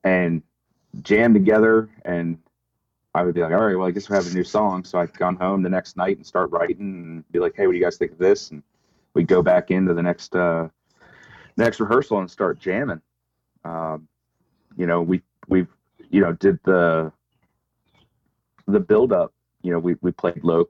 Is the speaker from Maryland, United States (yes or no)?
yes; Cecil County, Maryland, United States; also born or lived in Utah; We moved back when I was very young, so I consider Maryland home, and that's where I reside. I bought a house in my hometown